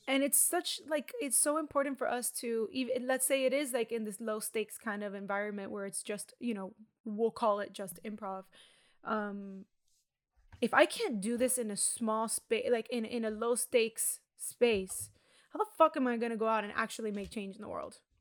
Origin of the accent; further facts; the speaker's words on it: Miami, Florida, United States; I grew up in Miami